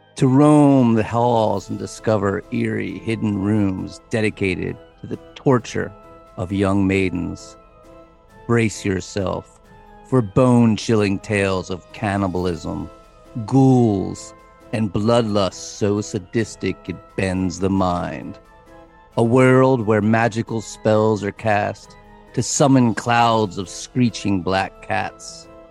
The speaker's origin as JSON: {"language": "English", "country": "United States", "said": "we are American English speakers"}